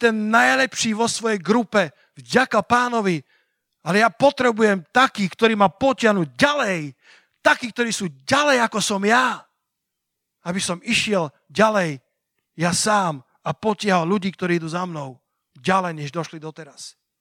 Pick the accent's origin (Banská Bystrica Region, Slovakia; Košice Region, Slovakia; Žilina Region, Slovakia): Banská Bystrica Region, Slovakia; Sliač; moved away as an adult; A Sliač je moje rodné mesto. Sliač je mesto, kde som prežil 18 rokov svojho života